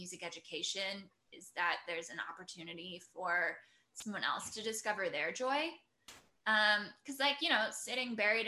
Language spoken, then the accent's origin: English; Port Angeles, Washington, United States; I grew up in the Northwest, so it's like literally the entrance to the Olympic National Park Visitor Center was like at the end of my childhood street.